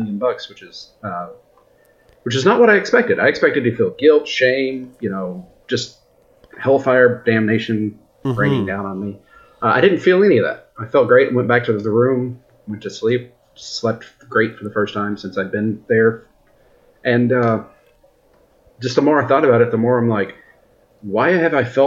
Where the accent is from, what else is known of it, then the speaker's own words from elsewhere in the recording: United States; I'm an American working in Canada